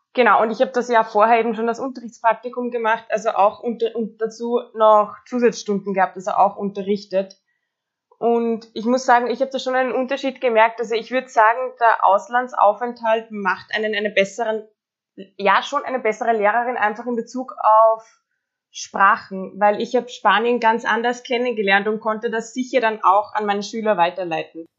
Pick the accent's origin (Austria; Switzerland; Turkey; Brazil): Austria; ich bin aus Österreich